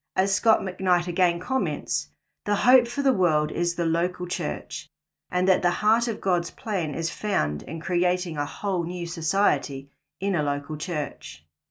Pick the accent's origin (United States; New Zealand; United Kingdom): New Zealand; moved away as an adult; also born or lived in Northern Rivers, Australia; now in Australia; was born and raised in New Zealand, the land of the long white cloud